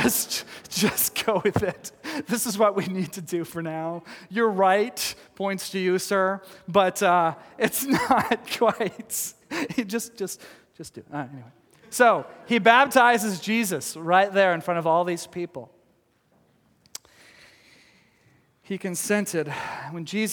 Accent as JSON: {"language": "English", "region": "Texas", "country": "United States", "moved": "yes", "lives_now": "Oregon, United States", "said": "I come from Texas, and we didn't have these kinds of mountains or even foothills there"}